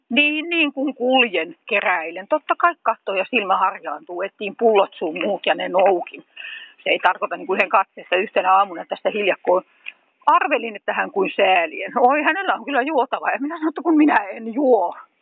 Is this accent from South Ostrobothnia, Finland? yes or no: no; Tampere, Pirkanmaa, Finland; moved away as an adult; now in Hämeenlinna, Finland; Olen itse syntyisin Tampereelta.